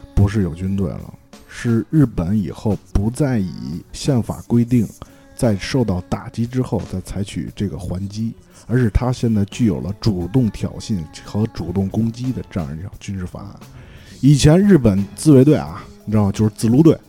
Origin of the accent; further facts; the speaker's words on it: China; 我们中国人热爱和平